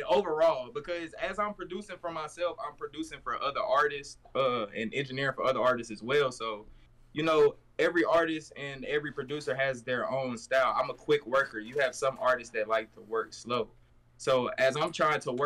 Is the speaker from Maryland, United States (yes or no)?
no; Fayetteville, North Carolina, United States; moved away as an adult; also born or lived in Massachusetts; now in Dallas, United States; I'm originally from Fayetteville, North Carolina. That's where I was raised. I was born in Massachusetts, and I moved down here probably like 3-4 years ago